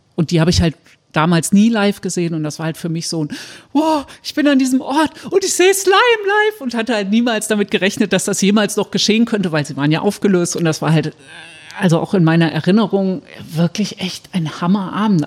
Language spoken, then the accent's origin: German; Saarbrücken, Saarland, Germany; in Saarbrücken, wo ich herkomme